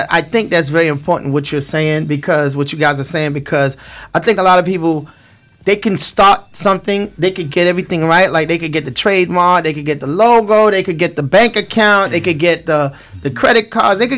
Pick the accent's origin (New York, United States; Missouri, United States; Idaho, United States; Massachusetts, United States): New York, United States; New York City; accent: Brooklyn; You know, I'm from Brooklyn